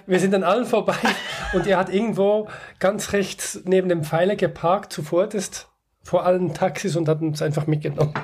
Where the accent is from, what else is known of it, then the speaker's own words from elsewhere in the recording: Switzerland; wir als Schweizer